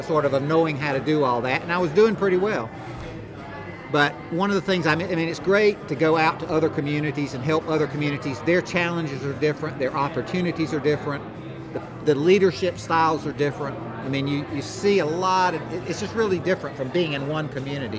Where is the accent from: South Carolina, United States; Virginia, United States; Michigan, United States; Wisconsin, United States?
South Carolina, United States; Rock Hill; it's where I live and it's my hometown